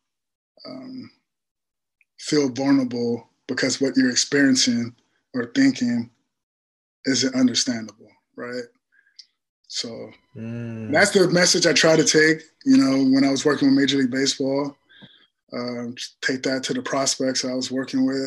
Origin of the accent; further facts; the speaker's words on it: Compton, California, United States; growing up in Compton